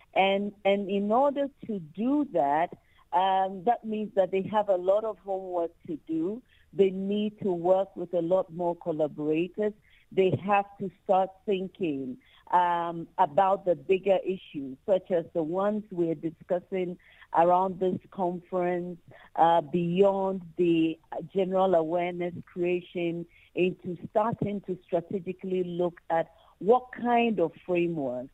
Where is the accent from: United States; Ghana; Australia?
Ghana; I come from Ghana